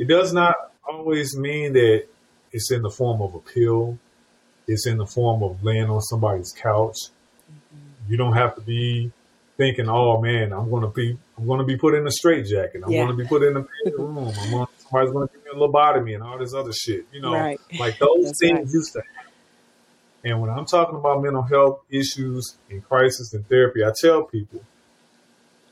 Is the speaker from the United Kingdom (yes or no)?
no; St. Louis, Missouri, United States; now in Charlotte, United States; I grew up and was born and raised in St. Louis, Missouri